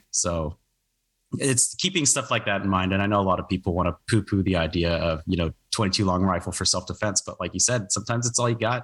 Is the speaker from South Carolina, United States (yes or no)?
no; Oregon, United States; moved away; I grew up on the West Coast, actually. I'm from Oregon originally.